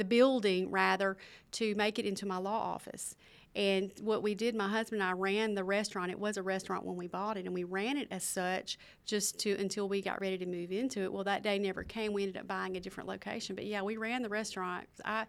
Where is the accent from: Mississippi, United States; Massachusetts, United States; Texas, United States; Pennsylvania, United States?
Mississippi, United States; Philadelphia; my hometown. One of the newer things that we have in Philadelphia is the Ellis Theater.